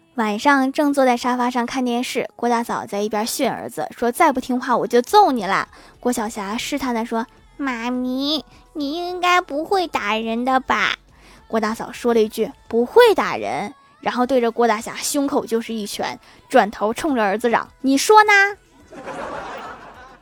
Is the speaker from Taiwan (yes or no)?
no; Northeast China, China; 我老家是东北的